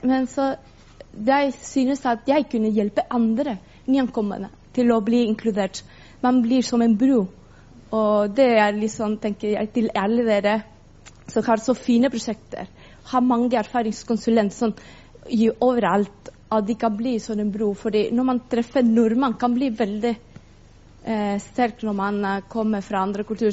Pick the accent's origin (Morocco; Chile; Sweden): Chile; Norwegian is a second language; now in Norway; Jeg kommer fra Chile